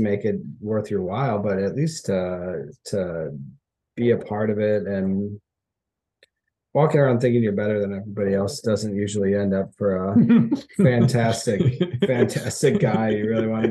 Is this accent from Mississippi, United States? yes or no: no; Chicago, Illinois, United States; Growing up in Chicago